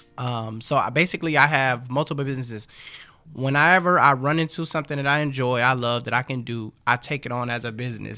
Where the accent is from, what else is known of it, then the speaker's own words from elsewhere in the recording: Los Angeles, California, United States; also born or lived in Compton / Inglewood; I grew up in um, Watts. Actually, we moved around a different, a couple of different places, but I was born in Compton.